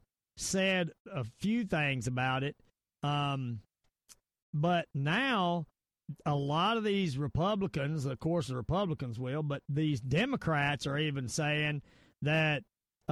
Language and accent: English; United States; I am American